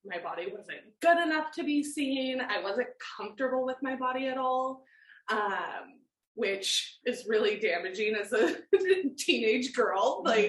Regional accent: Oregon, United States; also born or lived in Portland / Germany; I grew up in Oregon, born and raised

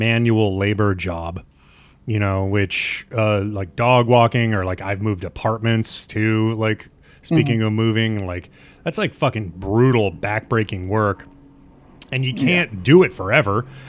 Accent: Nebraska, United States; also born or lived in Minnesota; now in New York, United States; I'm from the Midwest too. I'm from Nebraska, and I live in Minnesota for a while.

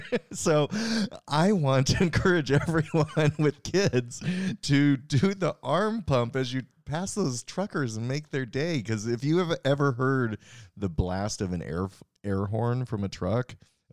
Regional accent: Colorado, United States; also born or lived in Wyoming / Arizona; I grew up in Colorado and Wyoming and Arizona and lots of truckers in our family.

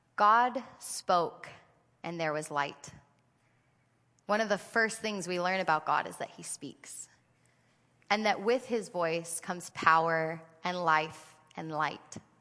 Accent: United States; I'm an American

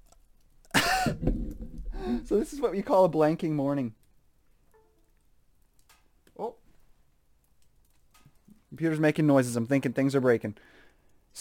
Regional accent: Canada; I'm just Canadian

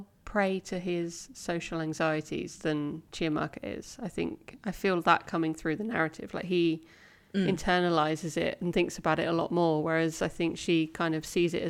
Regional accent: United Kingdom; I'm quintessentially British. I do like to talk about the weather.

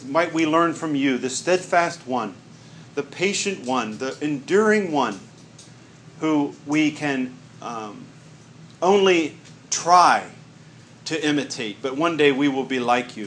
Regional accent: West Virginia, United States; I'm from West Virginia

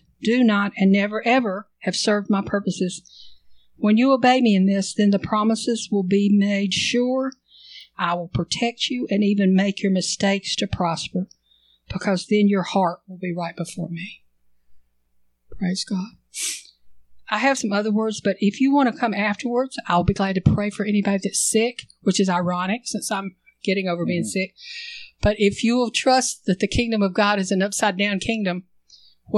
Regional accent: United States; I'm an American

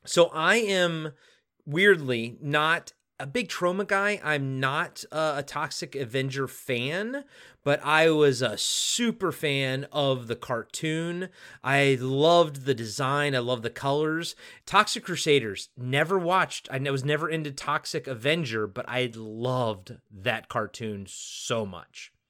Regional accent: Maryland, United States; I grew up in Maryland, so we were a, an Orioles household

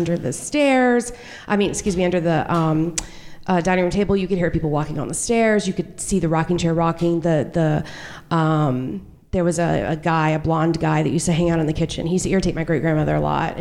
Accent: Newberry, United States; I'm from Newberry

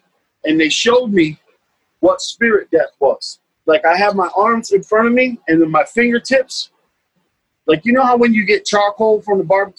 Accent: Beacon, New York, United States; also born or lived in Newburgh; And so I'm from Beacon, New York. I was born in Newburgh, New York, across the river.

